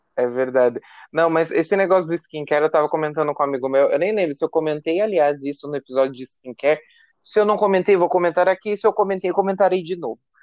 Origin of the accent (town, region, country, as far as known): Brazil